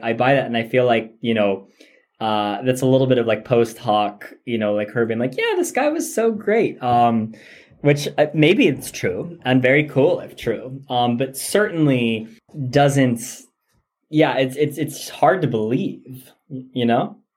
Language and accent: English; United States; growing up in the American educational system as I did